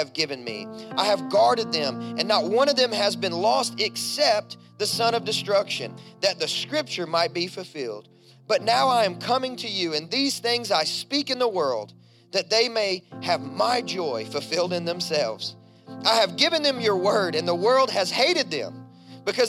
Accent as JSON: {"language": "English", "region": "Kentucky", "country": "United States", "tie": "born or raised there", "said": "I grew up in Kentucky, a coal mining town."}